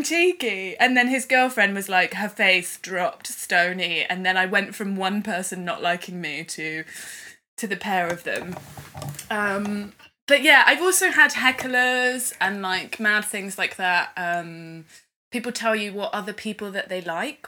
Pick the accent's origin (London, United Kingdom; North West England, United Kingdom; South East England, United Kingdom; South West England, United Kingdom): South West England, United Kingdom; Swindon; my hometown in Swindon